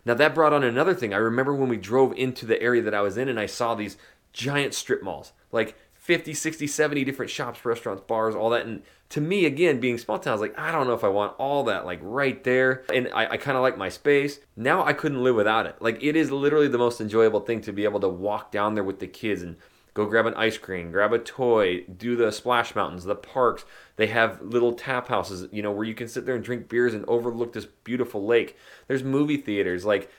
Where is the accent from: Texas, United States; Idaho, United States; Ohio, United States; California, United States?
Idaho, United States; Yes, again, I am from Northern Idaho, small town. It's a logging mining town, which now has blown up.